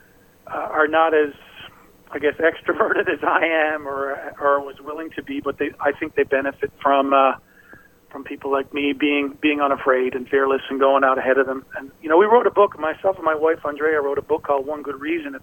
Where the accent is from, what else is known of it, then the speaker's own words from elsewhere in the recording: Newfoundland and Labrador, Canada; I come from Newfoundland, a little small place